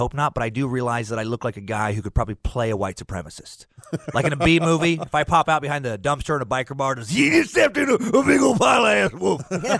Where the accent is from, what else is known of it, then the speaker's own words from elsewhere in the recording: Idaho, United States; moved away as an adult; also born or lived in Los Angeles; I'm an Idahoan. You know, I grew up there.